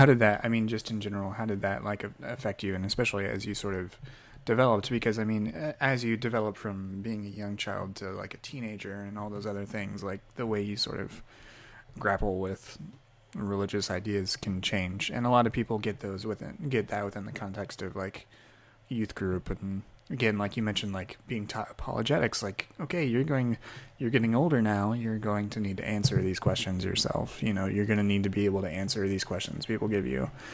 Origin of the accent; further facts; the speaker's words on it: Indiana, United States; grew up in a conservative leaning home and was in, but it was in Indiana